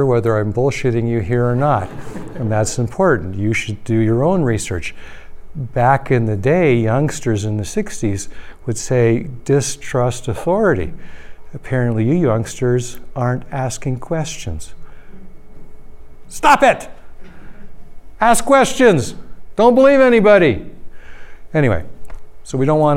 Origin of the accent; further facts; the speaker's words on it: Toronto, Ontario, Canada; moved away; I'm from Toronto originally